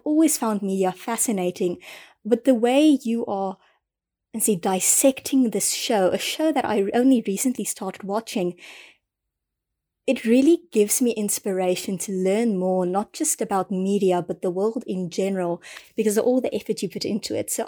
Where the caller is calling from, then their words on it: South Africa; um, I'm recording from South Africa.